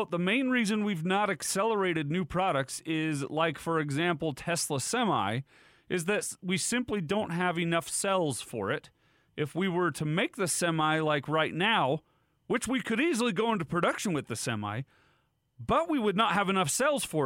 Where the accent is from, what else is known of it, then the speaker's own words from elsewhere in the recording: Utah, United States; accent: Utah; My Utah accent